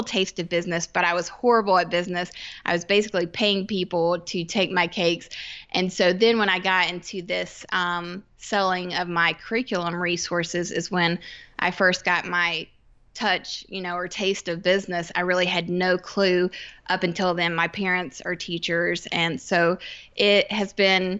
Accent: Georgia, United States; moved away as an adult; now in South Carolina, United States; I grew up in Georgia. And I now live in South Carolina, just about an hour away

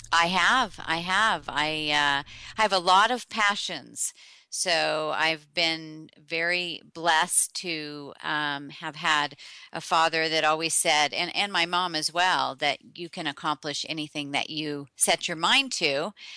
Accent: Tulsa, Oklahoma, United States; I was born in Oklahoma, in Tulsa

